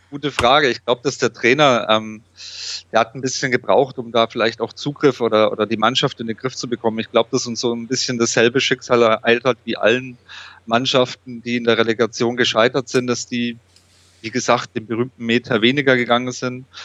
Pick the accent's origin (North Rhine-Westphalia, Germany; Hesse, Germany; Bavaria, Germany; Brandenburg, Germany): Bavaria, Germany; Nuremberg; born there; ich bin natürlich gebürtiger Nürnberger, da war es klar, für wen mein Herz dann schlägt.